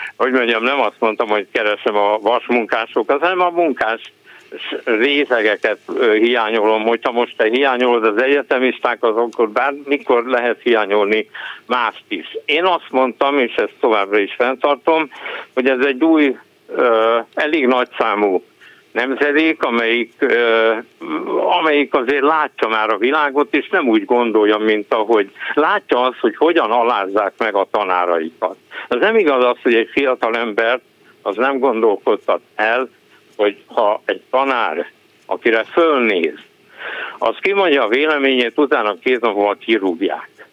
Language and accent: Hungarian; Hungary; first language Hungarian; én magyar vagyok, magyar anyaszült, magyar az anyanyelvem